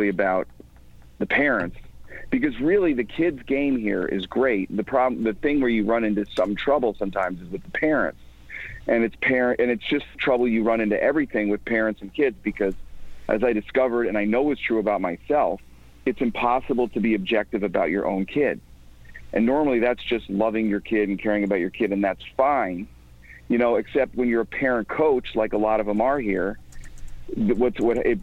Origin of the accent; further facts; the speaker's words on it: outside of Chicago, Illinois, United States; also born or lived in New York; now in Connecticut, United States; I grew up outside of Chicago, and then I was living in New York for a long time. And then I moved to Connecticut